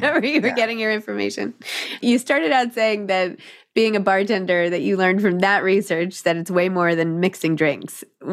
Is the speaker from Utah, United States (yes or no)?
no; New York, United States; also born or lived in Santa Monica, California; I opened it in Santa Monica, California, even though I'm from New York